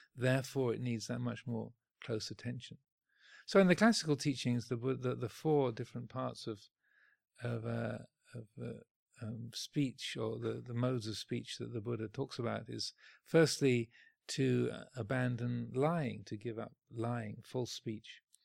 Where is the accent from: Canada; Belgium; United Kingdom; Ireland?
United Kingdom; speaking as a Brit